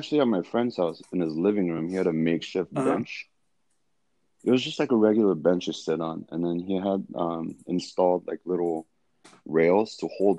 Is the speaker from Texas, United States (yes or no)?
no; Gardena, California, United States; now in Fullerton, United States; I grew up in Gardena.